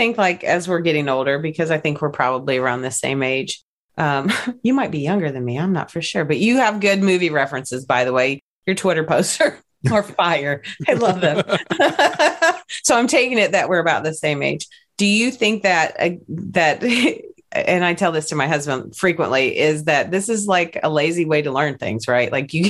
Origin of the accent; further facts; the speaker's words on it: Appalachia, United States; And I'm definitely from Appalachia. I like to say it like that.